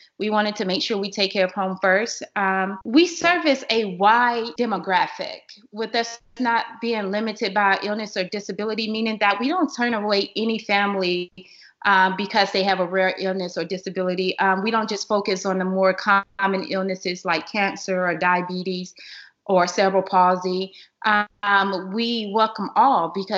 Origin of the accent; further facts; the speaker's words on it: Atlanta, Georgia, United States; I'm originally from Atlanta